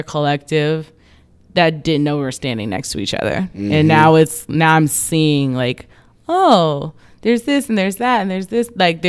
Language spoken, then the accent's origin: English; California, United States; I'm from the Bay, but I had to leave to come back to recognize, like